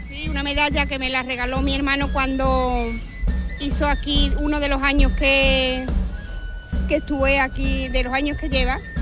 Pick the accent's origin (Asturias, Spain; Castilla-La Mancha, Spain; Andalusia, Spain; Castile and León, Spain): Andalusia, Spain; Almensilla; no soy de aquí, soy de Anarcoya